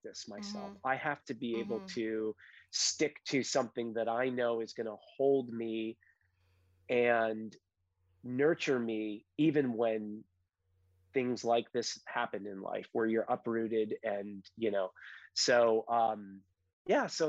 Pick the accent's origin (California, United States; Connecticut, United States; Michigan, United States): Connecticut, United States; moved away as an adult; also born or lived in Colorado / San Francisco / San Diego; I come from Connecticut, grew up here, left after high school, went to school in Colorado, and then made my way to the West Coast, lived in San Francisco